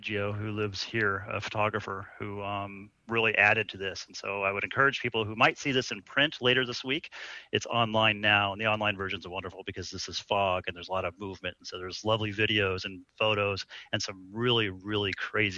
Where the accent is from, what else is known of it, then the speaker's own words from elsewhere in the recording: Colorado, United States; now in San Francisco Bay Area, United States; I grew up in Colorado, where we get these crazy storms